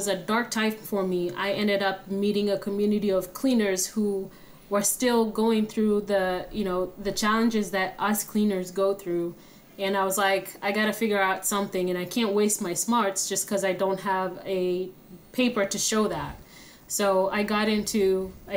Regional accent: Kenya; moved away as an adult; now in United States; I'm originally from Kenya. Came here to the United States when I was 18 years old.

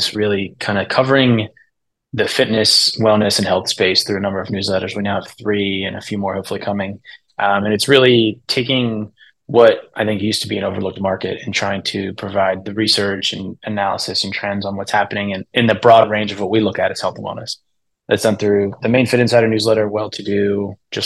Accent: Pittsburgh, Pennsylvania, United States; I'm from Pittsburgh

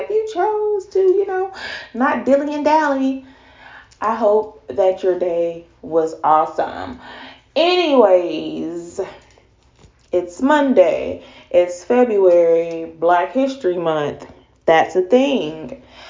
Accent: the South, United States; a Black female in America, growing up in the South in particularly

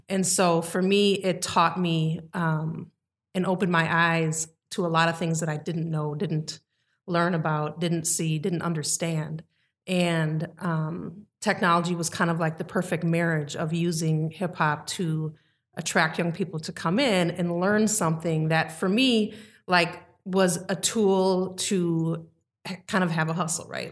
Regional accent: Mequon, Wisconsin, United States; I grew up in Mequon, a very dominant white community

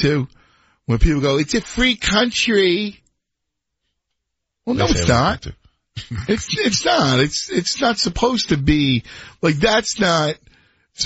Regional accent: Philadelphia, Pennsylvania, United States; moved away; I grew up in Philadelphia

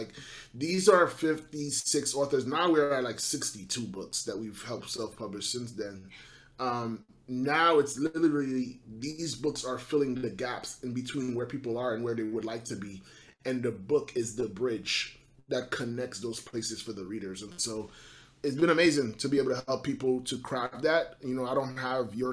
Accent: New York City, New York, United States; I'm born and raised in Brooklyn, New York, born of Haitian parents

